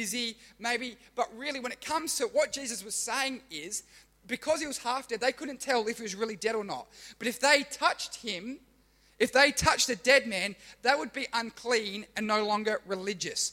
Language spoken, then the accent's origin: English; Australia; I'm Australian, but my ancestry or my heritage is Italian and German